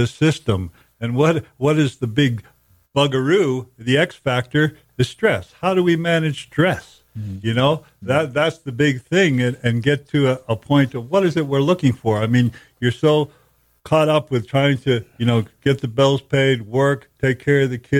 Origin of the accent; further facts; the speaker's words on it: Cape Cod, Massachusetts, United States; I grew up in Cape Cod